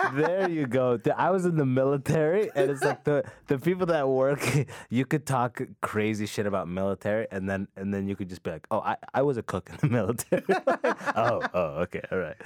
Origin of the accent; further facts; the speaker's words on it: London, Ontario, Canada; also born or lived in Sudan; I got raised with that mentality in London, Ontario